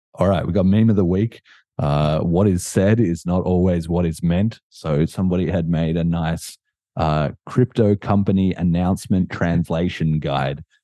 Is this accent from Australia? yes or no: yes; Australia; I'm Australian